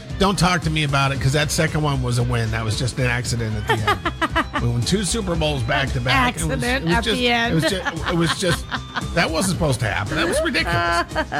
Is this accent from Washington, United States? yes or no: yes; Seattle, Washington, United States; born there; Well, I was born in Seattle, and so the Seahawks have always had a place in my heart.